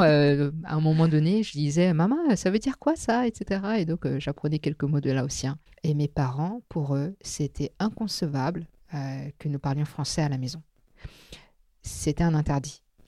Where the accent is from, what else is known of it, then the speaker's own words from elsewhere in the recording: Bobigny, Île-de-France, France; first language Teochew; French is a second language; also born or lived in Drancy / Taiwan / Hong Kong; quand j'ai grandi euh, à Bobigny et à Drancy, j'ai donc baigné dans un multiculturalisme et multilinguisme